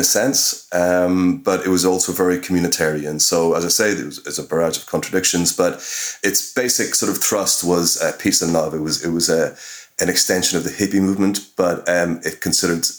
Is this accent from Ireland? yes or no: yes; Cork, Munster, Ireland; moved away; I'm from Cork City. I haven't lived in Ireland for many years